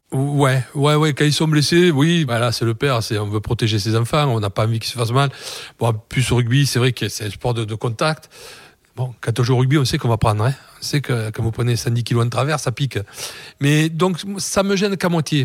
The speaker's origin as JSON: {"language": "French", "town": "Toulouse", "region": "Occitania", "country": "France", "said": "je suis toulousain"}